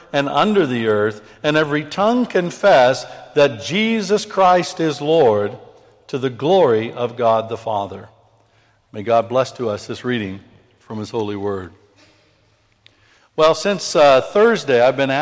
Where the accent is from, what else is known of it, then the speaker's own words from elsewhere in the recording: United Kingdom; I'm British. I'm a British man.